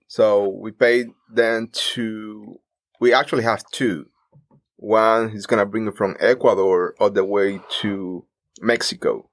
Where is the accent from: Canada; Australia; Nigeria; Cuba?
Cuba; moved away as an adult; now in United States; we are Cuban